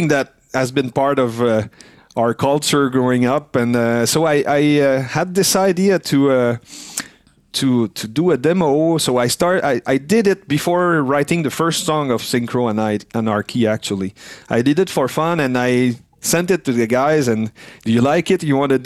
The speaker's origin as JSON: {"language": "English", "region": "Quebec", "country": "Canada", "first_language": "French", "second_language": "English", "said": "we're French Canadian, but we also are close to surrounded by English speaking people and English that we learned to speak on tour"}